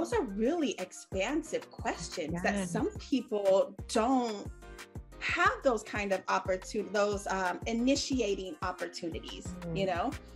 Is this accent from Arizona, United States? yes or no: yes; Phoenix, Arizona, United States; I'm from Phoenix, right? So the culture is very, very influenced by the Hispanics